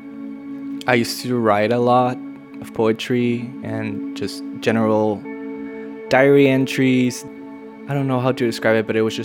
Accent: Tijuana, Baja California, Mexico; also born or lived in San Diego; Tijuana being my hometown

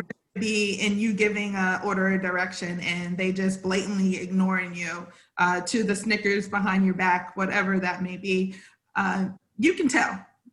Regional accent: South Carolina, United States; Where I came from, I'm from South Carolina. So I was one of the only African-American girls in the classroom up until I was in middle school.

